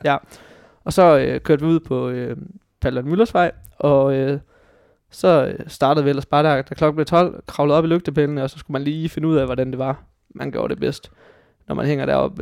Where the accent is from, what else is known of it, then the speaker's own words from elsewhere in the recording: Hobro, North Denmark Region, Denmark; moved away as an adult; now in Aarhus, Denmark; Jeg er fra øh, en, en lille gård uden for Hobro i Nordjylland